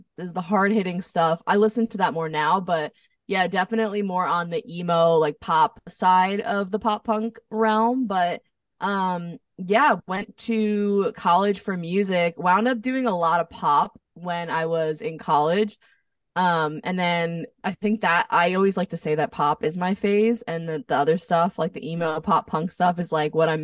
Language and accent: English; New Jersey, United States; moved away as an adult; also born or lived in Nashville; now in Los Angeles, United States; I'm from New Jersey